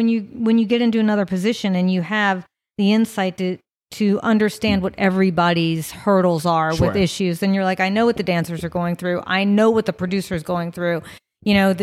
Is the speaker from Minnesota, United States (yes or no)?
no; Virginia, United States; now in Las Vegas, United States; I'm from Virginia